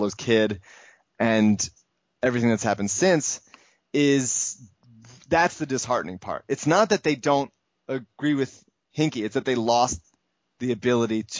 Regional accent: Philadelphia, Pennsylvania, United States; I'm from Philadelphia

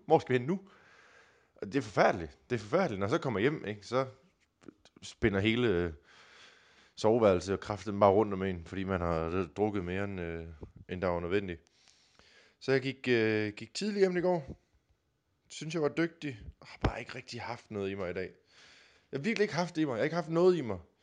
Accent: Denmark; Jylland, hvor jeg kommer fra

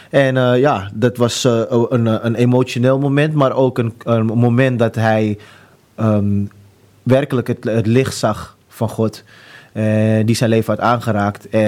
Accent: Amsterdam, North Holland, Netherlands; also born or lived in United States; ik ben geboren en getogen Amsterdammer. Eh, ehm, mijn eerste ehm, woonplaats was echt in de Willemstraat in Jordaan.

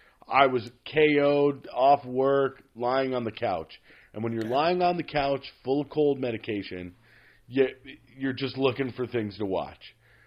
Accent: United States; That's right. Yeah. I grew up in the States. It was TRL.

